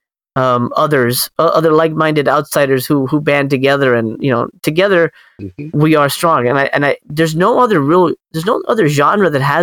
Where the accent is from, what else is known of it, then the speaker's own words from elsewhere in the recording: Miami, Florida, United States; I grew up in Miami, you know, again, in a predominantly Spanish household